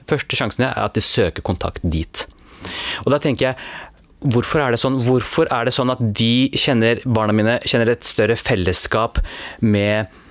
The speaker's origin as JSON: {"language": "Norwegian", "country": "Norway", "tie": "born or raised there", "said": "jeg er født og oppvokst i Norge."}